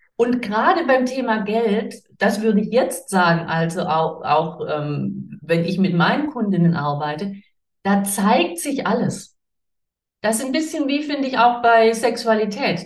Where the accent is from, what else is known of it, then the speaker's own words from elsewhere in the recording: Swabia, Baden-Württemberg, Germany; ich komme aus dem Schwabenland, ich komme aus dem pietistisch geprägten Umfeld